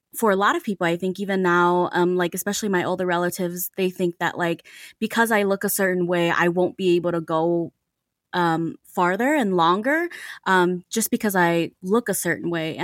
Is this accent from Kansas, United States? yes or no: no; Saint Paul, Minnesota, United States; I was born and raised in Minnesota, I wasn't introduced to white people a lot.